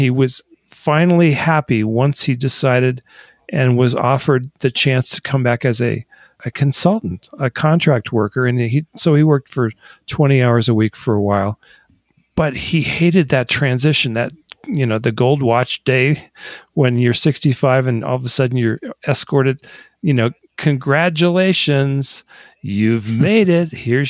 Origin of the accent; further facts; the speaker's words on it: Michigan, United States; also born or lived in Delaware / California; which is why I was born in Delaware, raised for 10 years in Michigan, and then ended up in California.